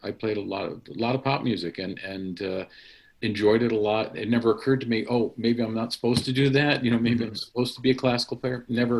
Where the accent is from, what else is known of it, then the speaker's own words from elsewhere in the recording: Connecticut, United States; I'm from Connecticut, and we could commute up to the Hart School on Saturdays